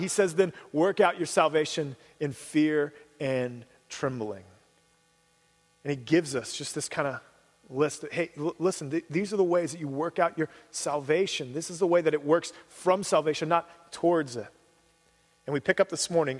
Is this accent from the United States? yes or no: yes; Cincinnati, Ohio, United States; moved away; I grew up in Cincinnati.